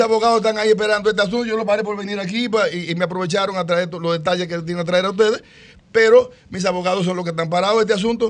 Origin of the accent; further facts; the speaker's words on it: Dominican Republic; nosotros somos dominicanos.